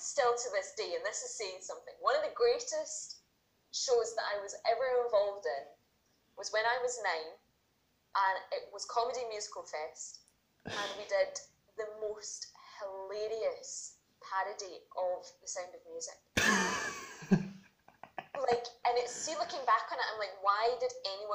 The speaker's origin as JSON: {"language": "English", "town": "Paisley", "region": "Scotland", "country": "United Kingdom", "tie": "born or raised there", "said": "I lived in Paisley, I grew up in Paisley."}